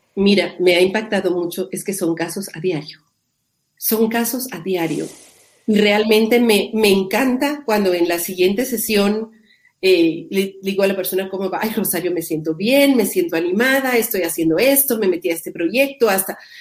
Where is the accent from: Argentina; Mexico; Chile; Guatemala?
Guatemala; yo vivo en Guatemala, soy guatemalteca